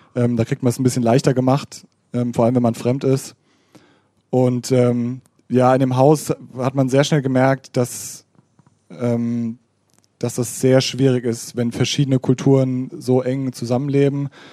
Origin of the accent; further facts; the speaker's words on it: Hammersbach, Hesse, Germany; ich bin aus Hammersbach gebürtig und da waren auch Hammersbacher an der Schule